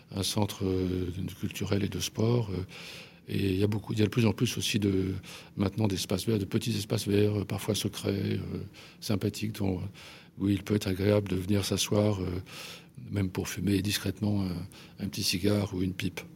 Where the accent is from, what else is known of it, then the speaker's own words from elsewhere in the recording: Paris, Île-de-France, France; je suis un Parisien, je suis un, Parisien euh, impénitent. Euh, euh, je suis né à Paris, j'ai vécu à Paris et je n'ai quitté Paris que pour les vacances